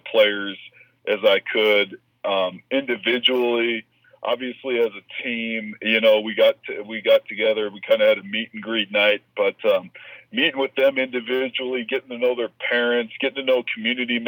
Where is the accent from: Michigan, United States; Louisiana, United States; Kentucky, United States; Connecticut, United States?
Michigan, United States; moved away as an adult; also born or lived in Alaska; my home state in Michigan